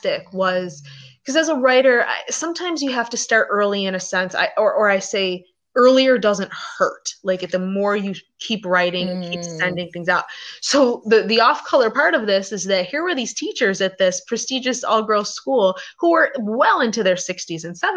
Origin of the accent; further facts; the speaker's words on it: Buffalo, New York, United States; moved away; also born or lived in Los Angeles / Hawaii / Washington, District of Columbia, United States; I'm originally from Buffalo, New York, but I've lived in New York City, LA, Hawaii, all over the place, DC